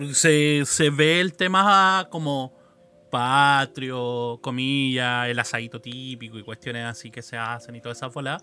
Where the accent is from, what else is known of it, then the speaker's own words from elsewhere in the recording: Chile; como sociedad chilena